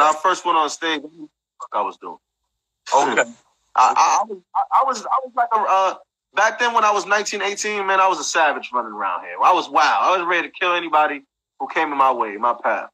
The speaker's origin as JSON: {"language": "English", "town": "New York City", "region": "New York", "country": "United States", "said": "I'm from Brooklyn"}